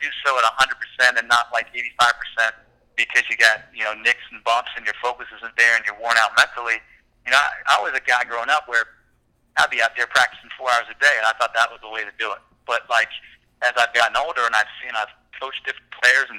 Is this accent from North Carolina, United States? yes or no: yes; Chapel Hill, North Carolina, United States; I grew up in Chapel Hill in North Carolina